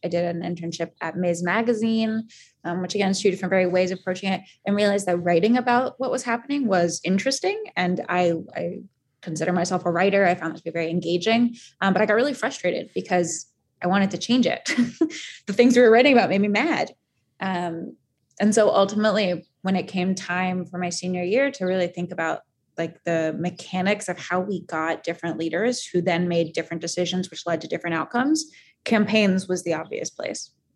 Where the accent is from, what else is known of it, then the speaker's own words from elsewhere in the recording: Northern Virginia, United States; I was born and raised in Northern Virginia